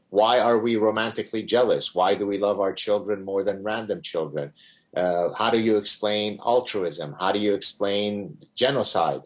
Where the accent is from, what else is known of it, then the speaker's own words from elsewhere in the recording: Lebanon; now in Montreal, Canada; growing up in Lebanon